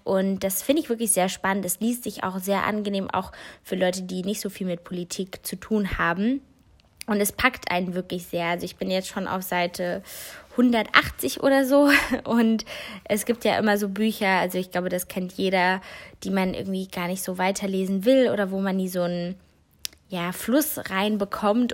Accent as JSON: {"language": "German", "region": "North Rhine-Westphalia", "country": "Germany", "said": "bei uns in NRW"}